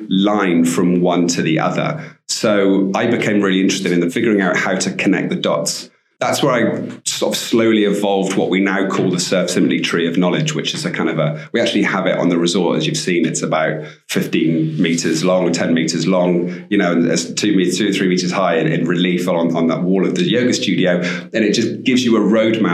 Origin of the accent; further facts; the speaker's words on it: Bristol, South West England, United Kingdom; moved away as an adult; also born or lived in Cornwall; now in Costa Rica; I grew up in Bristol, actually, and I used to spend my summers in Cornwall